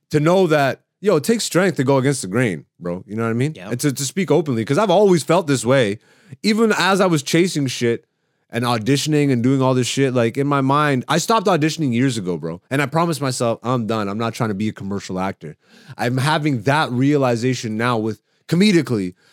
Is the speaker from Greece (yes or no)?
yes; Greece; born there; I love Ethiopia. I have Ethiopian jokes. I'm, I'm I was born in Greece. I have Greek jokes